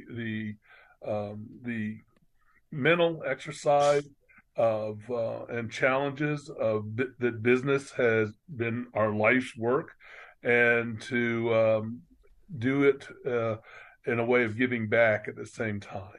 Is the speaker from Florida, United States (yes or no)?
yes; Orlando, Florida, United States; I'm one of the rare few that was actually born and raised in Orlando